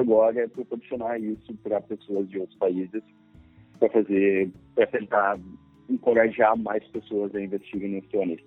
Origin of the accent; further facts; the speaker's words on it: Brazil; são brasileiros